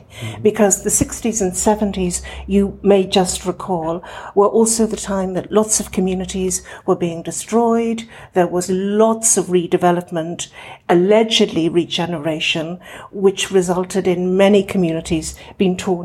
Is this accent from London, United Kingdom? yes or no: no; Derry, Northern Ireland, United Kingdom; also born or lived in Donegal, Ireland; I grew up on actually both sides of the border, because although I was born in Derry, my parents had a home in Donegal.